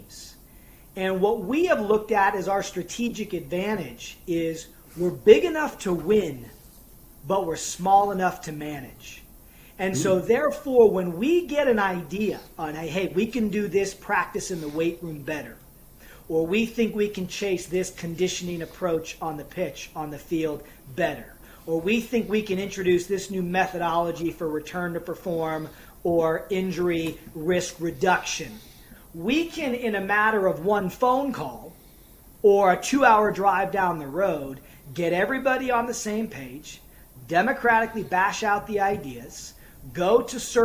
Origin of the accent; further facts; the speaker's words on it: United States; moved away as an adult; now in Ireland; I'm coming from a different culture. I'm an American.